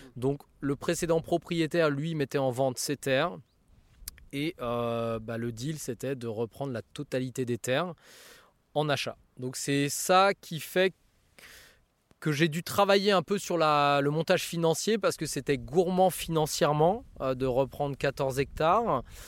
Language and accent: French; Seine-et-Marne, Île-de-France, France; moved away as an adult; now in Auxerre, France; mon enfance en Seine-et-Marne